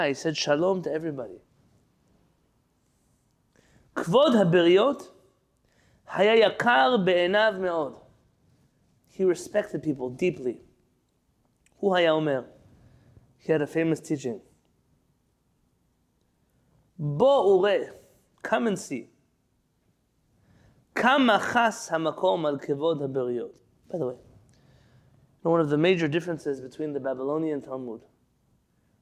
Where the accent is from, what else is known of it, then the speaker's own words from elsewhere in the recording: San Diego, California, United States; as a San Diego kid growing up